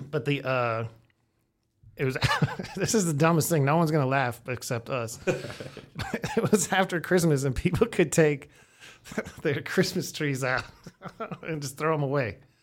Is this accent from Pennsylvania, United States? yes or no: yes; Erie, Pennsylvania, United States; growing up in Erie